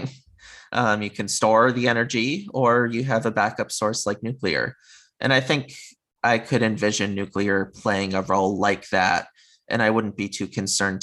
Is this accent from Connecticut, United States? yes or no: yes; Connecticut, United States; moved away as an adult; now in California, United States; growing up in Connecticut, having been on the East Coast of the US for most of my life, now I'm in California